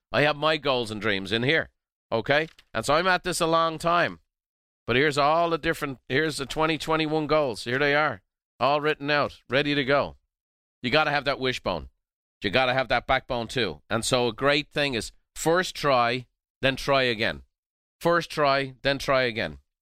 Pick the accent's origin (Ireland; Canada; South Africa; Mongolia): Ireland; now in United States; I'm a, an American by choice, Irish by birth